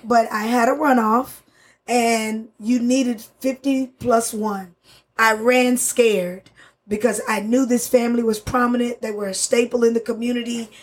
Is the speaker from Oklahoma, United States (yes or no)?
yes; Spencer, Oklahoma, United States; English is a second language; also born or lived in Florida; growing up in uh, 10 miles east of oklahoma city in a little uh, town called spencer Oklahoma.